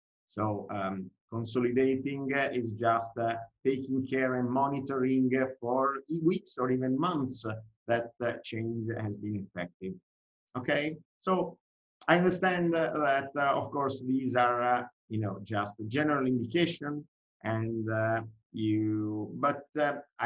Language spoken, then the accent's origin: English; Italy; accent: Italian; English is a second language; I'm Italian, I didn't say that, but probably you can imagine from my accent.